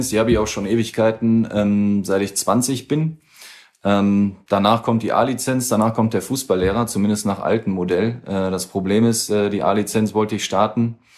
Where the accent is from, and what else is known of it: Germany